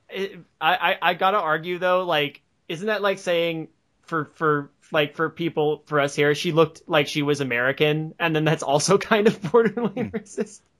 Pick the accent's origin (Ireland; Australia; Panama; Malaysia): Australia; hello, I am Australian.